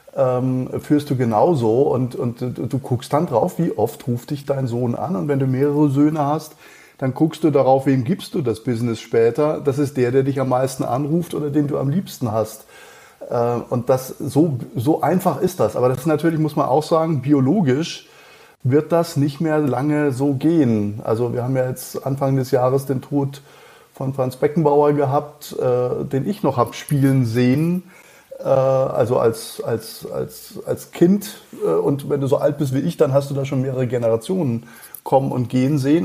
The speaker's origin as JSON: {"language": "German", "town": "Schliengen", "region": "Baden-Württemberg", "country": "Germany", "tie": "born or raised there", "accent": "Alemannic", "said": "ich bin in äh, Schlingen äh, aufgewachsen"}